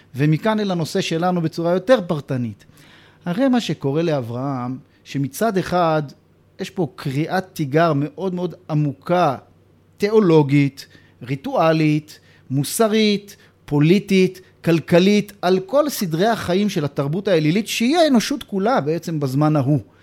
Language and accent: Hebrew; Jerusalem, Jerusalem District, Israel; גדלנו באותו בית גידול ציוני דתי של... אה, נתיב מאיר כספינת הדגל של אה, הציונות הדתית, והאזור הזה של קטמון רחביה